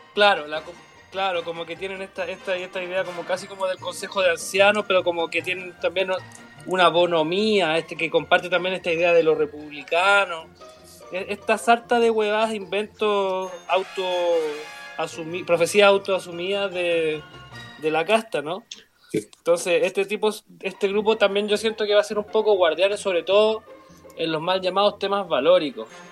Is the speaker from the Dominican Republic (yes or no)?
no; Chile; somos muy chilenos